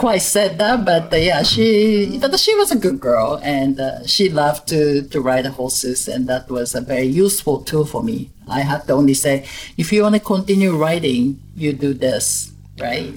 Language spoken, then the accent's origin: English; Kobe, Hyogo, Japan; moved away as an adult; also born or lived in Tokyo, Japan / London, United Kingdom / Caribbean; I was born and raised in Japan. Mm-hmm. Um, I'm originally from Kobe, Japan, and uh, I mainly grew up in Kobe